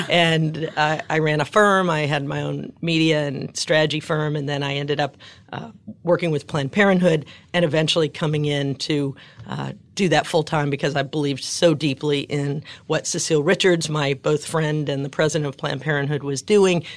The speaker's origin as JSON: {"language": "English", "town": "New Orleans", "region": "Louisiana", "country": "United States", "tie": "born or raised there", "said": "growing up in New Orleans"}